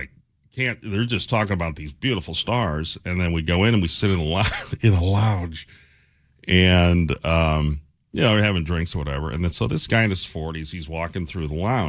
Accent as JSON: {"language": "English", "region": "Ohio", "country": "United States", "tie": "born or raised there", "moved": "yes", "said": "growing up in Ohio, we came to New England in a Ford Pinto and did all the states"}